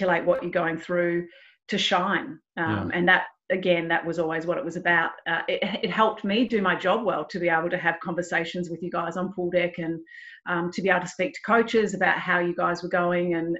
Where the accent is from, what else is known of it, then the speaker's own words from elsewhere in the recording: Melbourne, Victoria, Australia; I grew up in Melbourne and we've got a bay